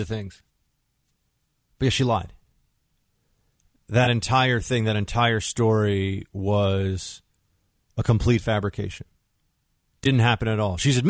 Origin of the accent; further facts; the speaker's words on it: New York City, New York, United States; here in New York City, here in my hometown